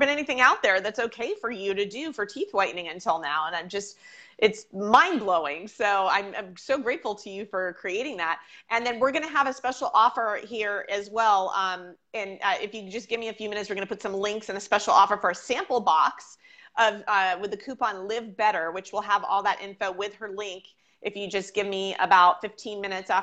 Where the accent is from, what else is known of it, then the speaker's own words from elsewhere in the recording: Los Angeles, California, United States; moved away; I'm from Los Angeles